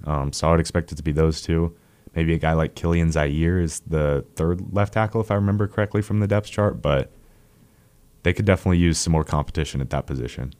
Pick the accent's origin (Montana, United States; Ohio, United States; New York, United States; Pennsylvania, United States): Montana, United States; moved away; growing up in Montana